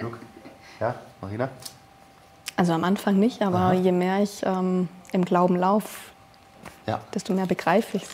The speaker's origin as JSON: {"language": "German", "country": "Germany", "said": "wir als Deutsche"}